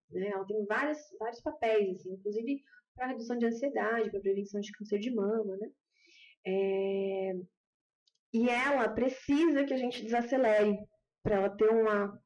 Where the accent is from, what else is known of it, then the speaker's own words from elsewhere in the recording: Brazil; accent: caipira; caipirês mesmo, eu sou caipira com muita dura.